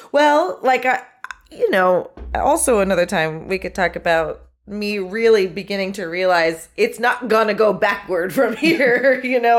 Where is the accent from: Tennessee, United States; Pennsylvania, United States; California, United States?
California, United States; Los Angeles; moved away as an adult; now in Chicago, United States; I'm from Los Angeles originally